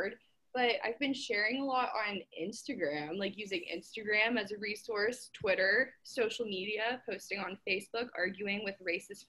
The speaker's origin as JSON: {"language": "English", "town": "Raleigh", "region": "North Carolina", "country": "United States", "said": "I'm from Raleigh"}